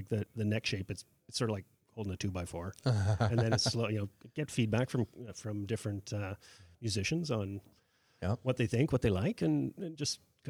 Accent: Winnipeg, Manitoba, Canada; moved away; I'm originally from Winnipeg

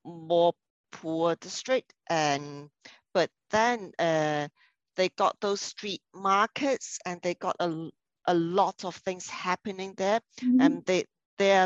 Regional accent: Hong Kong; my hometown

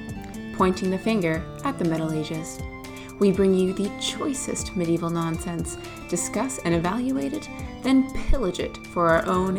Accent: Kentucky, United States; I was born and raised in Kentucky.

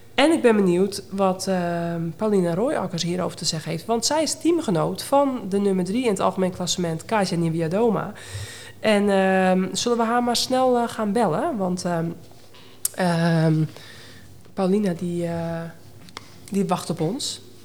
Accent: Netherlands; als Hollander

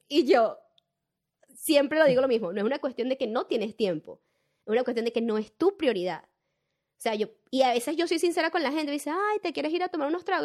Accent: Venezuela; moved away as an adult; now in Australia; yo entendí que yo soy venezolana y tengo una identidad, o sea, yo soy venezolana

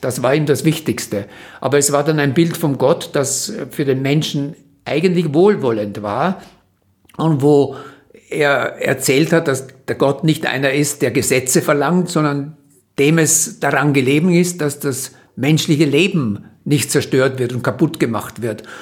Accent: Vienna, Austria; habe in Wien studiert, das Gymnasium gemacht

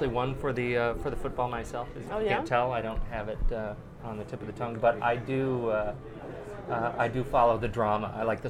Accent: Colorado, United States; Well, I'm from Colorado, I've got some Colorado love.

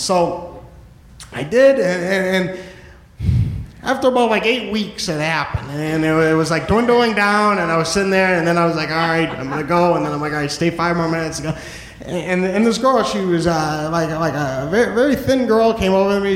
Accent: New Hampshire, United States; moved away as an adult; now in New York, United States; I am originally from New Hampshire. Um, first 23 years of my life I spent in New Hampshire

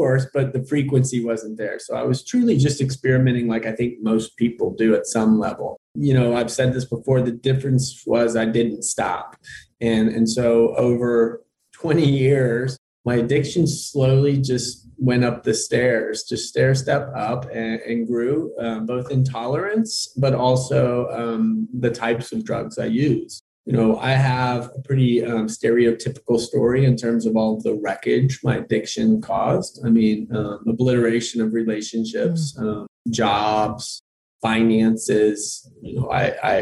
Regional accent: Austin, Texas, United States; I'm from Austin, Texas

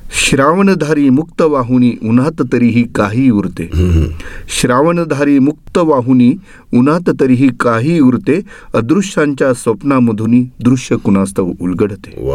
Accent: Kalamb, Maharashtra, India; कळम सारख्या म्हणजे मराठवाड्यातल्या इतक्या ग्रामीण भागात असून सुद्धा

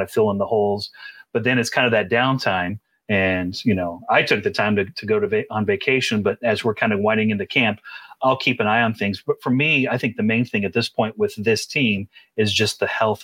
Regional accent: Central Illinois, United States; I was born and raised in Central Illinois

